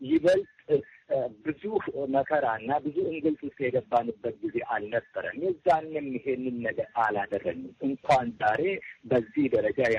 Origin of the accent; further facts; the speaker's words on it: Oromia, Ethiopia; ከህወሀት ጋር ያልጨረስነው ቢዝነስ አለን እንደ ኦሮሞ ህዝብ።